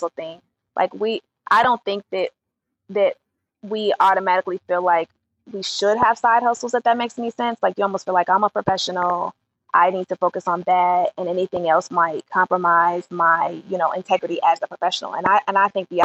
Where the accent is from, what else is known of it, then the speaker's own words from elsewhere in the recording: Chicago, Illinois, United States; I'm from Chicago